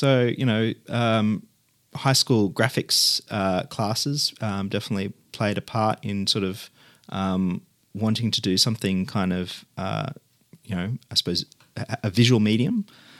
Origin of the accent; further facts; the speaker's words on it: Mulgrave, Victoria, Australia; Well, it would have to be the suburban home that I grew up in Mulgrave, which was a quite a beautiful double brick suburban house with high cathedral ceilings and mission brown rafters and appointments, I guess.